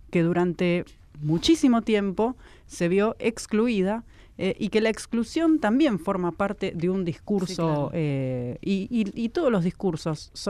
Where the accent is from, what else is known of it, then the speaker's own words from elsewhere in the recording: Buenos Aires, Argentina; Yo soy de Lugano y ahí de, de disidencias no se habla.